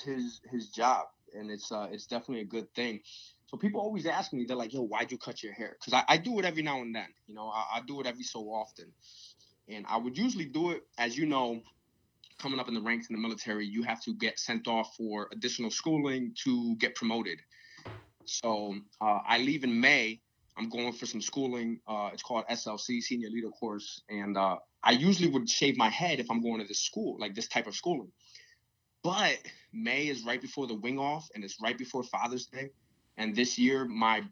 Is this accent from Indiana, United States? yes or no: no; Connecticut, United States; also born or lived in Pennsylvania; When my father's side left Puerto Rico, they all came to Connecticut. So it's weird that after my father and my mother split when I was 2 years old, you know, she stayed in Connecticut